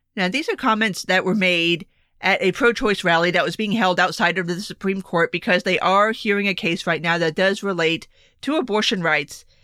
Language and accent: English; South Florida, United States; My home state